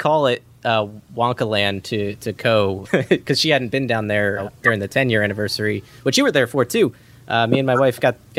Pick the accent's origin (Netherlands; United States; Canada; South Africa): United States; South Brunswick, New Jersey; If you're familiar with Turnpike exits, we're the Cranberry exit, so exit 8A.